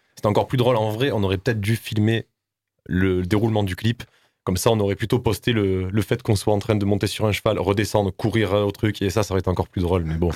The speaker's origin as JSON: {"language": "French", "town": "Nîmes", "region": "Occitania", "country": "France", "said": "on est un groupe bon, du Sud, tout le monde le sait, nous sommes de Nîmes"}